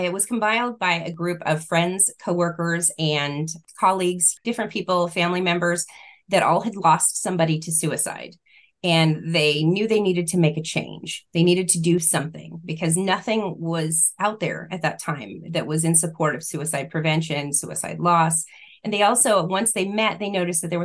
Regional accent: California, United States; now in Arizona, United States; we're originally from California

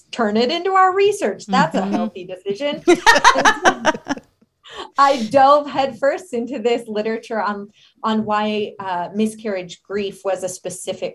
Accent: Denver, Colorado, United States; also born or lived in Philadelphia; I am originally from Colorado, born in Denver.

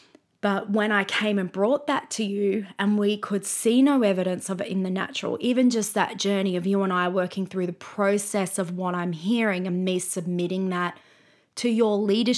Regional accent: Brisbane, Queensland, Australia; So, for example, we grew up in Brisbane

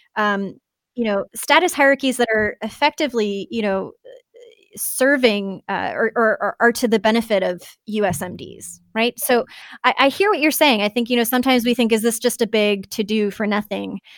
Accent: Canada; now in United States; both being Canadian

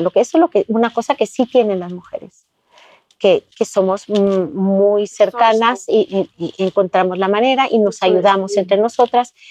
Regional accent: Guatemala; Yo crecí en Guatemala y estudié en el Colegio Campo Alegre

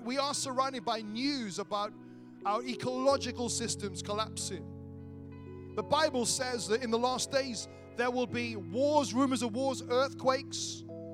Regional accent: Wales, United Kingdom; I grew up in Wales.

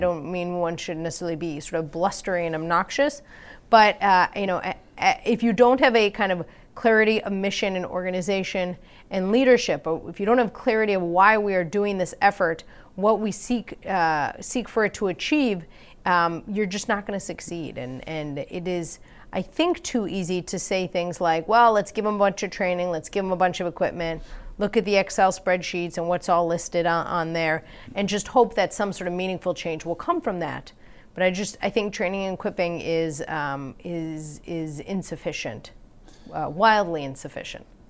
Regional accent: Wisconsin, United States; I'm from Wisconsin.

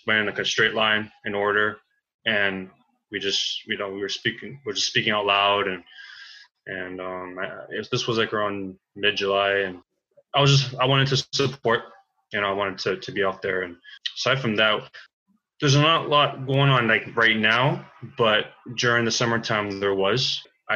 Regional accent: King City, Stouffville, Ontario, Canada; also born or lived in Toronto; There's a northern area down where I was really born from was around King City, Stouffville

